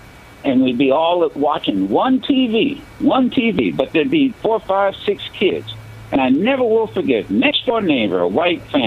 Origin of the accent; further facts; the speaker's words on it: Dayton, Ohio, United States; in my community growing up in Dayton, Ohio